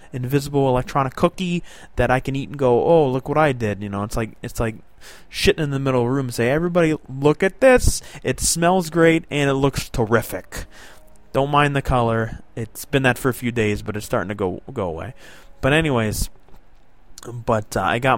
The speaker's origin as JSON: {"language": "English", "region": "South Florida", "country": "United States", "tie": "born or raised there", "moved": "yes", "lives_now": "New York State, United States", "said": "I was born and raised South Florida"}